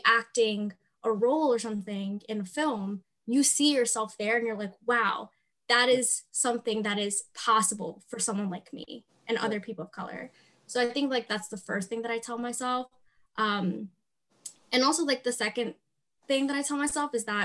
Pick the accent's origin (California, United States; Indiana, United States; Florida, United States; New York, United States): New York, United States; New York City; also born or lived in Harlem; I was born and raised in the South Bronx, went to high school in Harlem